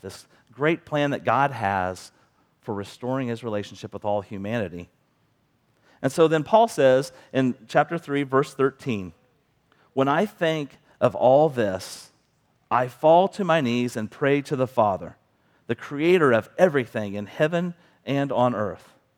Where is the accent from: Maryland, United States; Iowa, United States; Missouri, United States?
Missouri, United States; Bethany; also born or lived in Kansas City; now in Cameron, United States; I grew up in Bethany, a small town